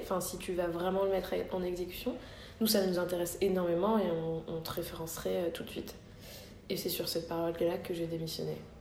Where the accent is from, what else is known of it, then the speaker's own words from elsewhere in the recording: Morocco; quand on est marocain